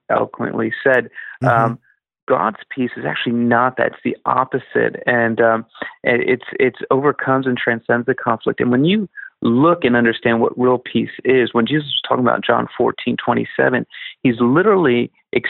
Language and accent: English; Philadelphia, Pennsylvania, United States; I'm from Philly